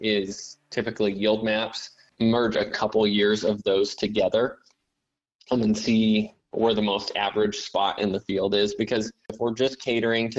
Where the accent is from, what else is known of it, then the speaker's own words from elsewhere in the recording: Axtell, Nebraska, United States; I'm from Axtell, Nebraska, and I run a business called Acre Insights LLC here in South Central Nebraska